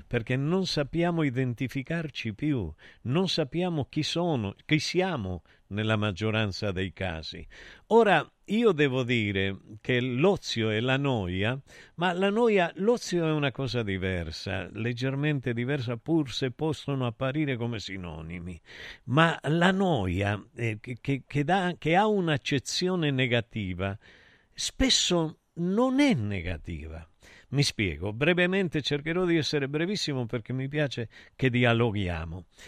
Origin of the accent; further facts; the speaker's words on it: Calabria, Italy; sa che io sono calabrese